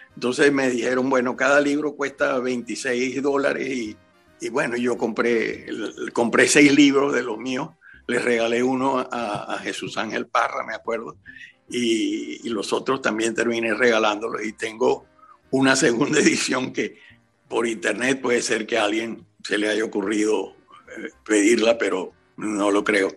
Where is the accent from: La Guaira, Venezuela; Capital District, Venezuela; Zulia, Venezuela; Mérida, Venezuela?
Zulia, Venezuela; Maracaibo; now in Spain; yo soy maracucho